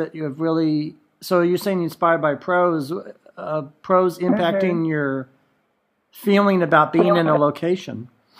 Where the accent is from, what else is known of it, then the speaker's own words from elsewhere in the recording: New York, United States; when I was growing up in New York, especially in the 1970s